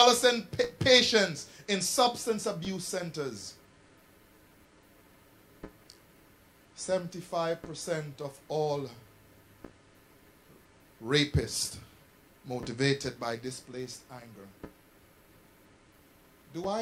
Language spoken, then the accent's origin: English; Jamaica; I grew up in Jamaica